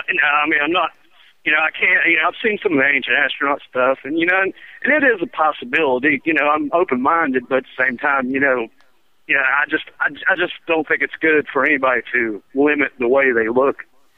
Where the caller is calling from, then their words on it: North Carolina, United States; I'm calling from America, or North Carolina, actually.